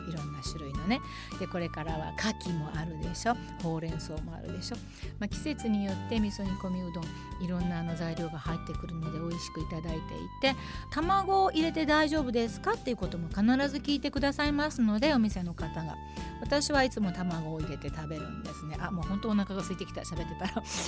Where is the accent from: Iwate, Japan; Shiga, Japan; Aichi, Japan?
Aichi, Japan; Nagoya; now in Tokyo, Japan; 名古屋出身の私がお届けする